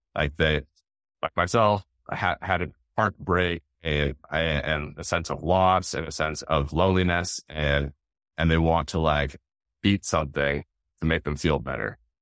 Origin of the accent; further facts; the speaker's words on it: Seattle, Washington, United States; growing up in the Northwest, Mount Rainier, and it was been just Seattle area